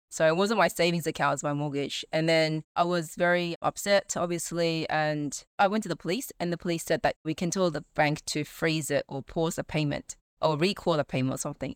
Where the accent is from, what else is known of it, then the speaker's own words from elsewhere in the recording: Sydney, New South Wales, Australia; I'm in Sydney, born and bred in Australia. Yeah, just been in Sydney all my li-, whole life